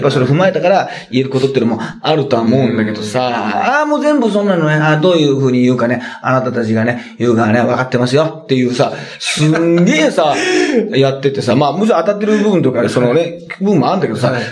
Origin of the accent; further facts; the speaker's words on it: Ehime, Japan; まあ僕、まあ出身愛媛県なので。